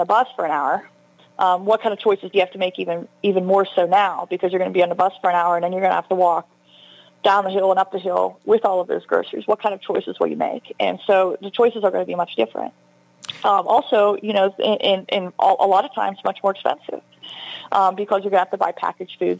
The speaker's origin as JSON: {"language": "English", "town": "Jeannette", "region": "Pennsylvania", "country": "United States", "tie": "born or raised there", "said": "I'm actually from Jeanette, Pennsylvania, which is also a very economically distressed area."}